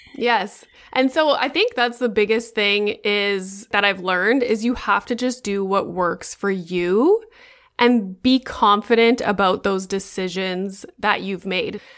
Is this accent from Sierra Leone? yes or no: no; Sudbury, Ontario, Canada; moved away as an adult; also born or lived in Boca Raton, Florida; now in Toronto, Canada; the university in my hometown in Sudbury